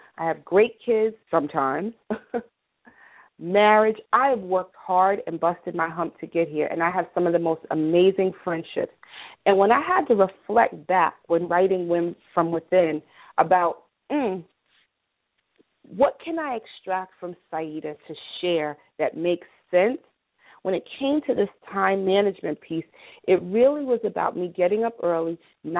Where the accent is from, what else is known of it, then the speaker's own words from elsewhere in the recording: New York, United States; I'm an American, 212 New York, born, bred, and raised.